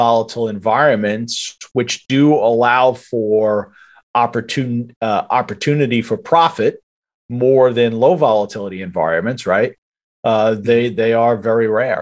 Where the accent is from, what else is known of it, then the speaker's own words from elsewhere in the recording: New York, United States; I'm an Italian from New York